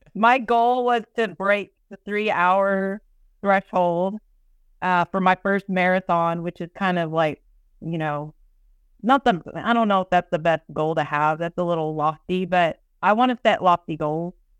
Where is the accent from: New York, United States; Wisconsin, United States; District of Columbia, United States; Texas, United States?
Texas, United States; Austin; born or raised there